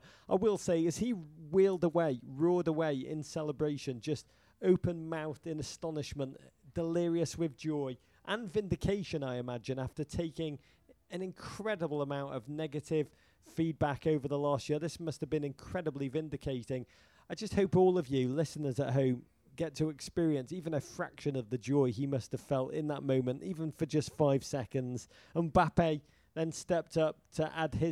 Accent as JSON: {"language": "English", "region": "England", "country": "United Kingdom", "moved": "yes", "lives_now": "United States", "said": "I am American now, but the last vestiges of my Englishness cling to me"}